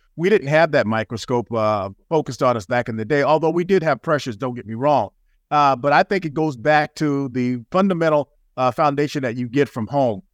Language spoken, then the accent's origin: English; Greenville, South Carolina, United States; moved away; I was a country boy. I'm from Greenville, South Carolina originally.